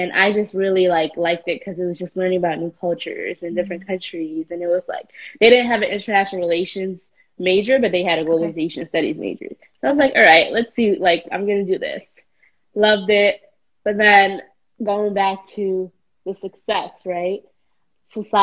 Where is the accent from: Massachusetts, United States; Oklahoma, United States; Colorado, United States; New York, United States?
New York, United States; New York City; at 16, when growing up in New York City, when I didn't have opportunities